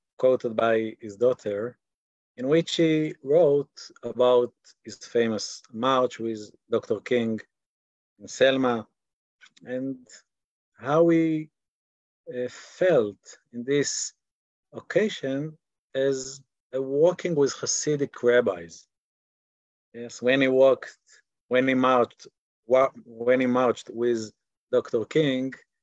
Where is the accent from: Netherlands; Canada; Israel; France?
Israel; accent: Israeli; English is a second language; speak English in my Israeli accent